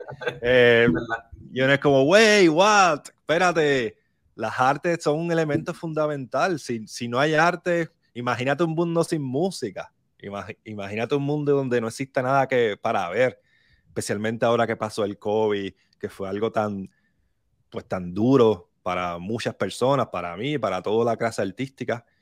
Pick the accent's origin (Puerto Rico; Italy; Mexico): Puerto Rico; Barranquitas; Yo soy de Barranquitas, eh, me crié en Barranquita